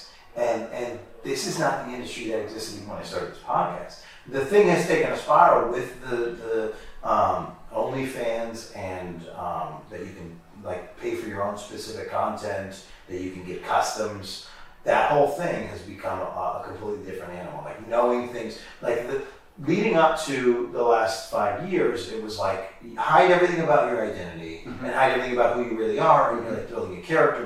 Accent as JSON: {"language": "English", "town": "Schenectady", "region": "New York", "country": "United States", "tie": "born or raised there", "moved": "yes", "said": "So I'm from there. I was born there"}